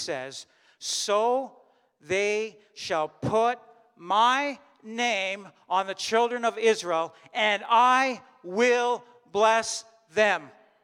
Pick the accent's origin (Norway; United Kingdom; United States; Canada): Canada; as a German of German descent, I'm Canadian, and I was born here.